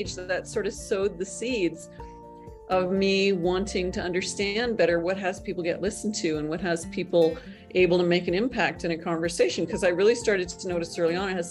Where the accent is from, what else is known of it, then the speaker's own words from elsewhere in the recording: Northern Canada, Canada; I'm not only Canadian, I'm from Northern Canada. You know, I grew up in the Canadian equivalent of the backwoods.